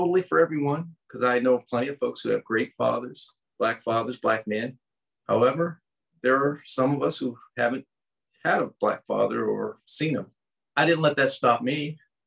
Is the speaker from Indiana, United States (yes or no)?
no; Baltimore, Maryland, United States; moved away as an adult; also born or lived in California / Florida / Colorado Springs; Growing up in Baltimore, there were some projects